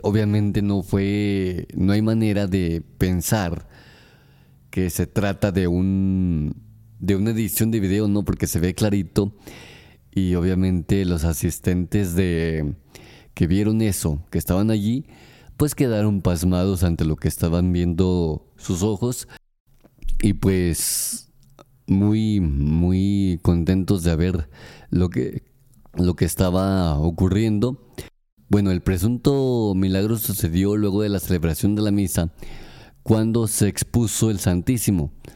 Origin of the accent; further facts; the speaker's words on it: Aguascalientes, Mexico; Aguascalientes, mi ciudad natal, mi estado natal